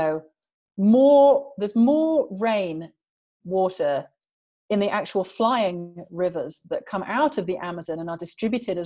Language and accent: English; England, United Kingdom; I'm English. And England is at the latitude of Labrador.